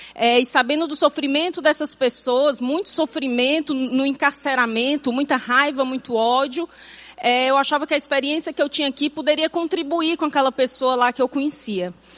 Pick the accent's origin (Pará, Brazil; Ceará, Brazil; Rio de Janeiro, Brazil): Ceará, Brazil; Fortaleza; nasci e me criei em Fortaleza